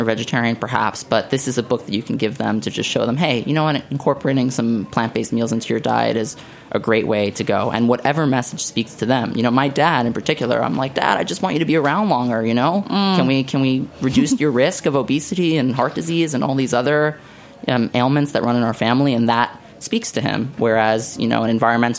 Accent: New York City, New York, United States; moved away; growing up in Staten Island, my favorite foods were buffalo wings

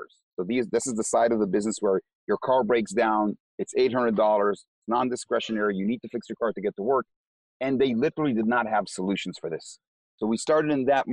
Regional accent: Israel; English is a second language; moved away as an adult; now in United States; I'm from Israel, so are the other co-founders and the CEO.

